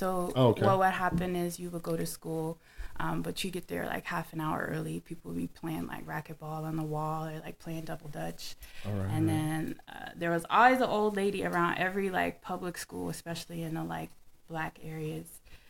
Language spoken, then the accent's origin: English; Midwest, United States; also born or lived in Chicago; I was raised in the Midwest and the birthplace of funk. And also spent a lot of time in Chicago, Illinois, back and forth. I grew up in the 80s.